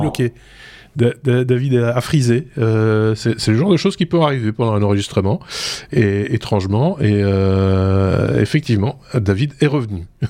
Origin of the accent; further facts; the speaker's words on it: Belgium; c'est ce qu'on a appelé chez nous en Belgique l'enseignement rénové